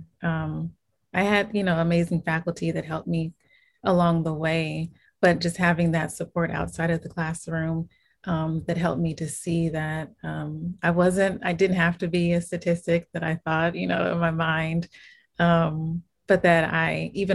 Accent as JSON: {"language": "English", "town": "Inglewood", "region": "California", "country": "United States", "tie": "born or raised there", "said": "I was born and raised in Inglewood, California, which is a city within Los Angeles County"}